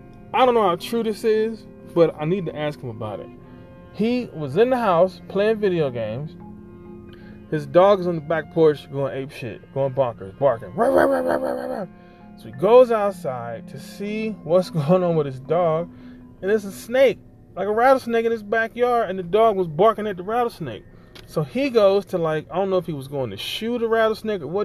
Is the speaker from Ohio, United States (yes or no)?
yes; Ohio, United States; moved away; I grew up in Ohio